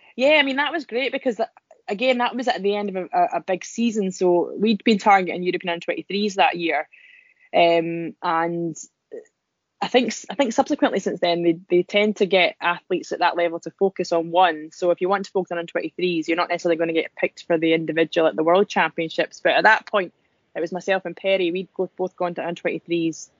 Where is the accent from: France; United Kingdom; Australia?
United Kingdom; Scotland; accent: Scottish; I'm, I'm really Scottish sounding. I didn't realize I sounded so Scottish.